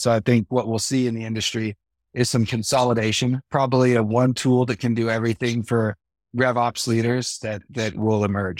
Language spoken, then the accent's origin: English; Livermore, California, United States; now in Eagle Mountain, United States; I grew up in the East Bay in Livermore, California, but I've been in Utah 19 years now.